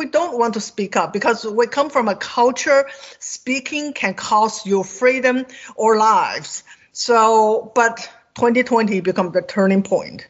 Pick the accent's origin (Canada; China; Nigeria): China; English is a second language; moved away as an adult; now in United States; I grew up in China